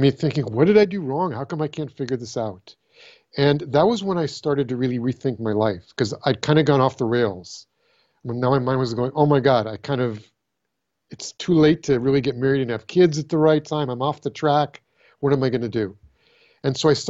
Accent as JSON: {"language": "English", "region": "California", "country": "United States", "tie": "born or raised there", "said": "So I was born in California"}